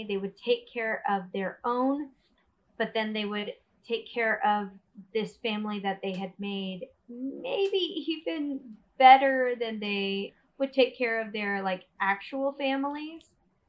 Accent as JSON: {"language": "English", "region": "Deep South", "country": "United States", "tie": "born or raised there", "also_born_or_lived": "New York", "moved": "yes", "lives_now": "Austin, United States", "said": "Not from New York I grew up in the Deep South. I lived in New York for about 4 or 5 years in pursuit of theater. And then I eventually found myself moving to Austin, Texas, where I've been for the past"}